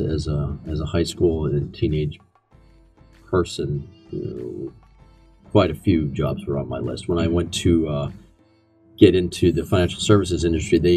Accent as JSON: {"language": "English", "town": "Brockway", "region": "Pennsylvania", "country": "United States", "tie": "born or raised there", "said": "I grew up in Western Pennsylvania, a really small community. Brockway, Pennsylvania is where I graduated from"}